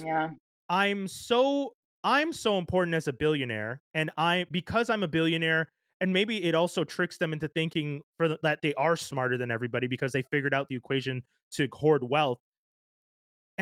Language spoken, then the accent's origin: English; Quebec, Canada; as a black man growing up in Canada, in Quebec